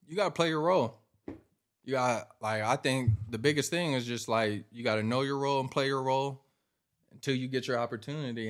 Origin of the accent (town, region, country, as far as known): Washington, United States; born or raised there